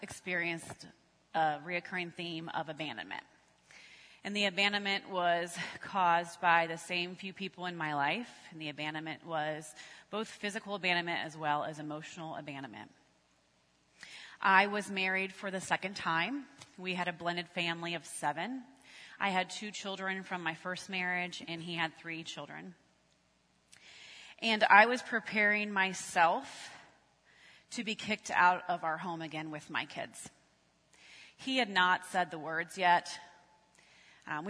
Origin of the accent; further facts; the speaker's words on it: Galion, Ohio, United States; We were living in my hometown of Galleon, which is about an hour north of here, and I was working in Westerville